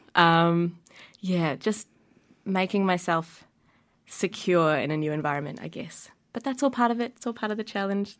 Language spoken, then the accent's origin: English; Wellington, New Zealand; I grew up in Wellington. I've lived here my whole life